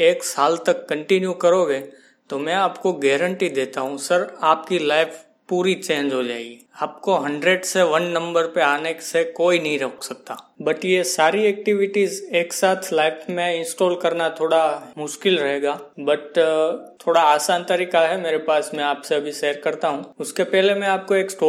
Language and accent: Hindi; Mumbai, Maharashtra, India; मैं मुंबई से हूँ